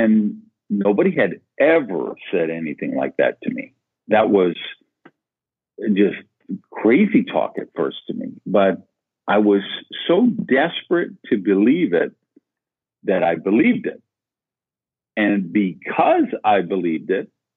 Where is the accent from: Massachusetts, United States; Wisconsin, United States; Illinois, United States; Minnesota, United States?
Wisconsin, United States; Madison; I grew up in Madison, Wisconsin